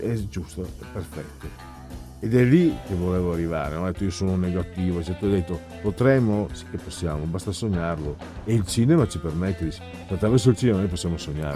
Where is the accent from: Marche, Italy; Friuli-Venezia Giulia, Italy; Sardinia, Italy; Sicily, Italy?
Friuli-Venezia Giulia, Italy; vengo dal Friuli